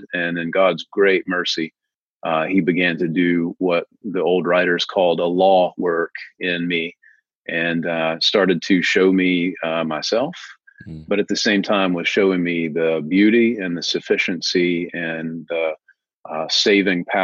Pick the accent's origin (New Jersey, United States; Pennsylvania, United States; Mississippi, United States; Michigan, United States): Mississippi, United States; Tupelo; also born or lived in New Albany, Mississippi; I was born in Tupelo, Mississippi. Elvis Presley is another Tupelo son. Been here most all of my life.